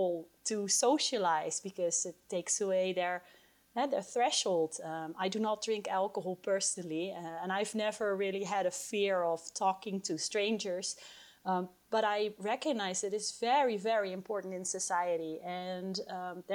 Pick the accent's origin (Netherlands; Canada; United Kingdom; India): Netherlands; moved away as an adult; now in Colorado, United States; I moved from my home country, the Netherlands, where I did my PhD in cannabis research, to the United States, Colorado